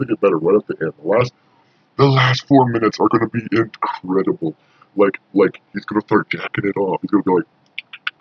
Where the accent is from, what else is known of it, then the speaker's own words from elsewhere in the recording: Montana, United States; moved away; also born or lived in southern Indiana; I'm originally from Montana